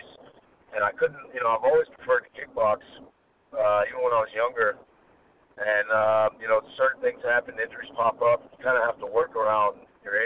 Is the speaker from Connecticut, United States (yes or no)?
no; Tallahassee, Florida, United States; my hometown of Tallahassee